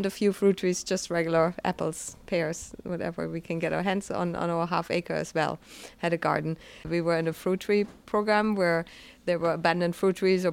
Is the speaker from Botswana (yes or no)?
no; Germany; moved away as an adult; also born or lived in British Columbia, Canada; now in Lunenburg, Canada; I'm originally from Germany and moved to the west coast